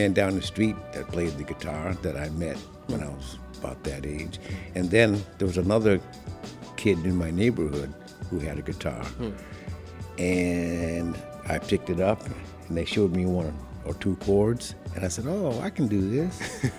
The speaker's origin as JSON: {"language": "English", "town": "Ithaca", "region": "New York", "country": "United States", "tie": "born or raised there", "also_born_or_lived": "Bronx, New York / Buffalo, New York", "moved": "as an adult", "lives_now": "Brooklyn, United States", "said": "I was born in the Bronx. Yeah. And my parents moved up to Ithaca, New York, sometime around 1950, maybe. Mm. And I grew up there, went to college and high school there."}